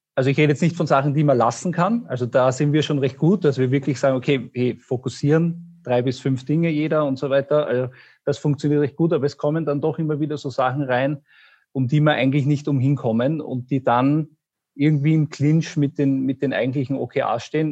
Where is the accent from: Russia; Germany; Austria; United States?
Austria; ich bin aus Österreich